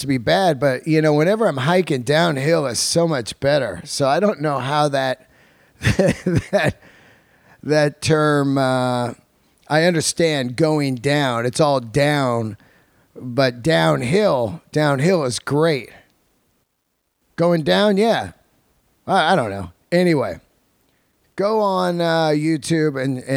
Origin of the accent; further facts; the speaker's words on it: San Francisco, California, United States; moved away; San Francisco, my hometown